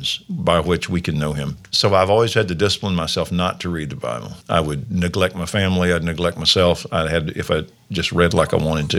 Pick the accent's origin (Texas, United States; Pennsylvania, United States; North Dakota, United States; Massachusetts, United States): Texas, United States; Waco; I'm from Waco